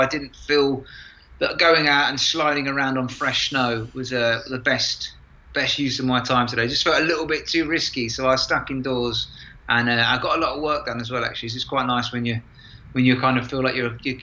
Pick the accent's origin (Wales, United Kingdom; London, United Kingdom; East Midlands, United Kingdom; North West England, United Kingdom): London, United Kingdom; moved away; I'm from London.